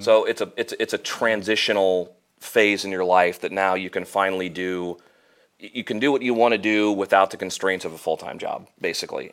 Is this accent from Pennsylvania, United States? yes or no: no; Normal, Illinois, United States; moved away as an adult; now in Peoria, United States; I grew up in Normal